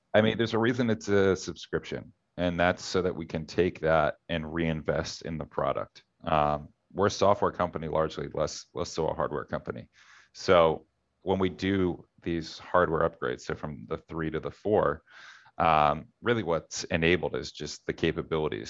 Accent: Philadelphia, Pennsylvania, United States; I'm from Philadelphia

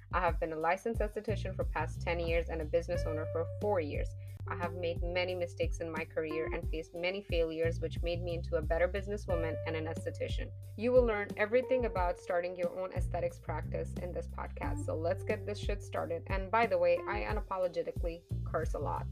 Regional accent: Afghanistan; English is a second language; moved away; I'm an immigrant. I come from Afghanistan. English is not my first language.

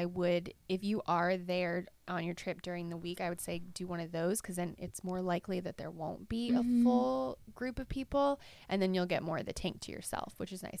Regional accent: Virginia, United States; moved away; I grew up in Virginia

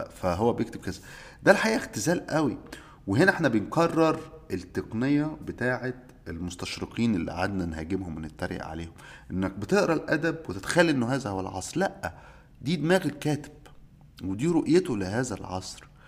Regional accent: Egypt; عندنا في مصر

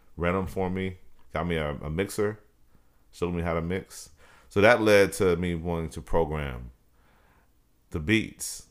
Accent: Dallas, Texas, United States; born or raised there; also born or lived in Brooklyn, New York

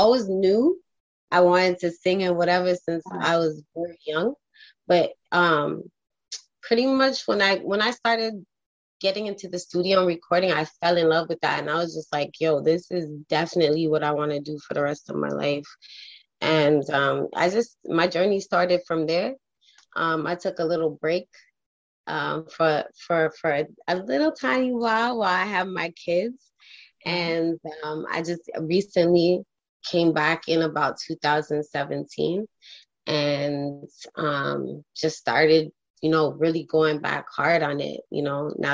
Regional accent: Toronto, Ontario, Canada; I'm from Toronto. So up here in Toronto

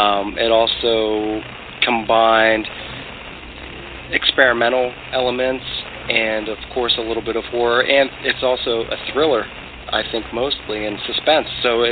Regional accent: Ireland; I'm Irish. I've always been a huge fan and admirer of bare knuckle boxing.

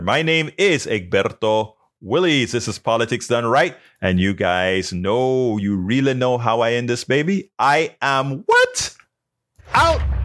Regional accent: Panama; now in United States; I'm from Panama

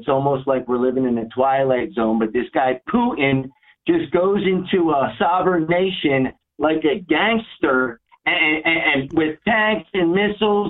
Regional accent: United States; as an American

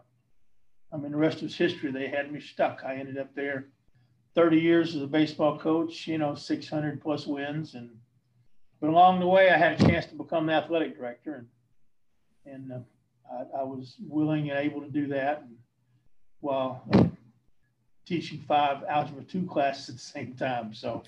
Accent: Eau Gallie, Florida, United States; also born or lived in Gadsden, Alabama / Fort Walton Beach; I was born in North Alabama, up in Gadsden up there, but was 3 months old when my family moved to Florida. So I am basically Florida in nature because of that.

